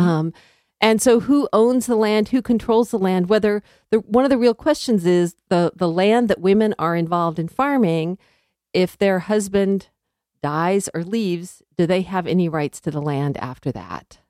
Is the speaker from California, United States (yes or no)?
yes; Southern California, United States; moved away as an adult; also born or lived in Missouri / Connecticut / Liberia / Arkansas; I grew up in Southern California